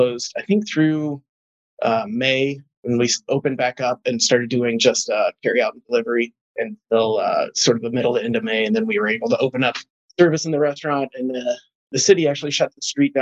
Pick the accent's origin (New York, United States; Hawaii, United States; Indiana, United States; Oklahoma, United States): Indiana, United States; Columbus; moved away as an adult; also born or lived in Chicago, Illinois; now in St. Charles, United States; I grew up in Southern Indiana, in Columbus, Indiana.